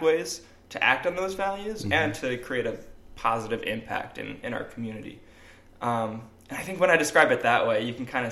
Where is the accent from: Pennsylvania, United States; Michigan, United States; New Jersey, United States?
New Jersey, United States; moved away as an adult; also born or lived in Chicago area, Illinois; now in Rochester, United States; I'm from New Jersey originally